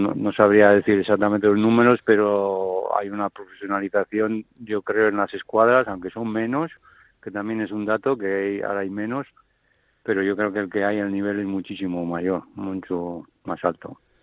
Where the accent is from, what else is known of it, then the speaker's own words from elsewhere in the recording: Basque Country, Spain; nos juntamos en los chocos como buenos vascos